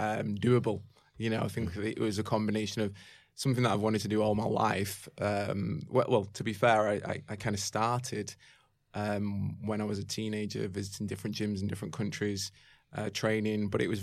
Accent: Manchester, North West England, United Kingdom; Yeah, I'm from the UK. I'm from Manchester.

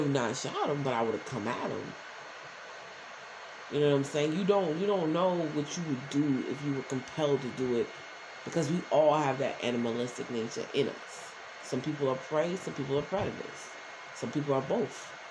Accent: New York City, New York, United States; also born or lived in Newark, New Jersey; I was born in North, but I was raised in Brownsville

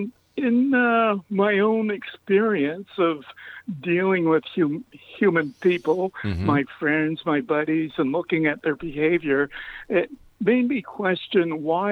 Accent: Nova Scotia, Canada; I was born in Nova Scotia, Canada

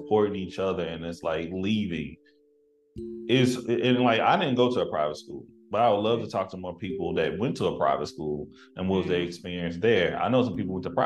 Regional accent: Tyler, Texas, United States; moved away; growing up in East Texas

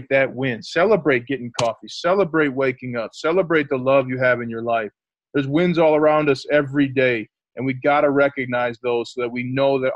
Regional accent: St. Paul, Minnesota, United States; also born or lived in Notre Dame, Indiana; now in Denver, United States; I'm from the Twin Cities, St. Paul, Minnesota

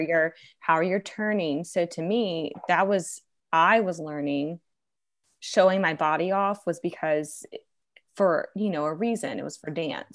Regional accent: Virginia, United States; moved away; I'm, I'm originally from Virginia

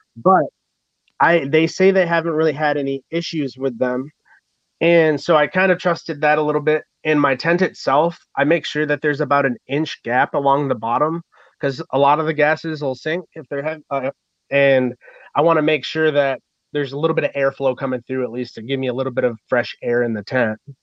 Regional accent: Michigan, United States; I'm from Michigan and we get snow and I've dressed warm my whole life

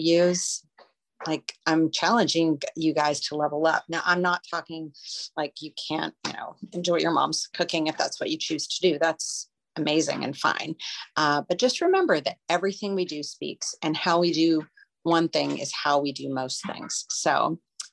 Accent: Beaumont, Texas, United States; I grew up in Beaumont, just a few miles away

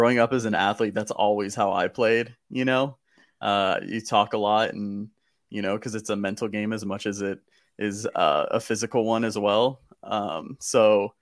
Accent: Southern California, United States; growing up in Southern California

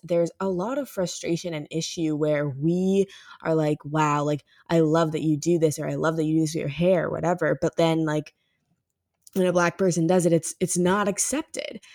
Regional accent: Ferguson, Missouri, United States; my hometown of Ferguson

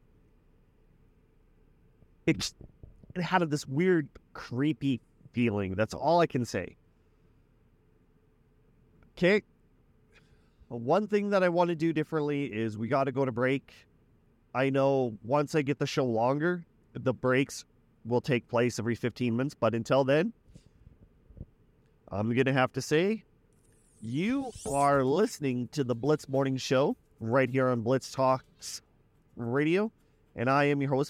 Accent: Weyburn, Saskatchewan, Canada; my hometown of Weyburn

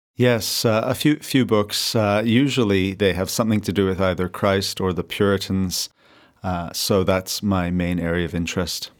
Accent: Victoria, British Columbia, Canada; also born or lived in South Africa / Madison, Wisconsin; now in Vancouver, Canada; I grew up in Victoria, BC, born in South Africa, but uh, went to America just for the uh, university experience

